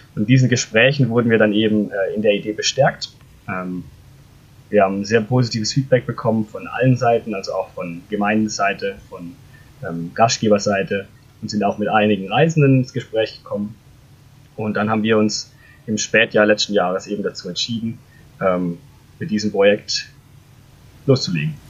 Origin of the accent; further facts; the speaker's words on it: Freiburg, Baden-Württemberg, Germany; moved away as an adult; now in Konstanz, Germany; Ich komme ursprünglich aus Freiburg, bin im Schwarzwald aus, aufgewachsen